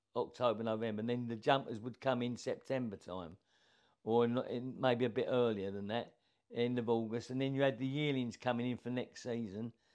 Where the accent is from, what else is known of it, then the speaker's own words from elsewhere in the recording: Enfield, London, United Kingdom; now in Royston, United Kingdom; I was brought up in Enfield, North London